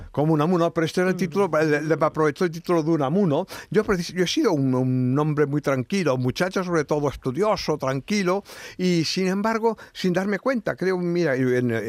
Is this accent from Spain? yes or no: yes; Barcelona, Catalonia, Spain; also born or lived in Seville; para mí yo he nacido en Barcelona, es mi pueblo, me siento feliz de haber nacido en Barcelona, pero he vivido en Andalucía años inolvidables de mi vida, de estudiante, de la adolescencia, de la juventud, en Sevilla concretamente